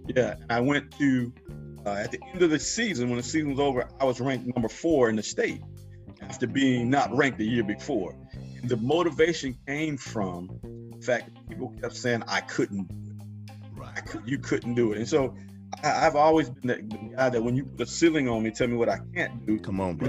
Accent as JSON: {"language": "English", "town": "Pine Bluff", "region": "Arkansas", "country": "United States", "tie": "born or raised there", "moved": "yes", "lives_now": "Champaign, United States", "said": "born and raised in Pine Bluff, Arkansas"}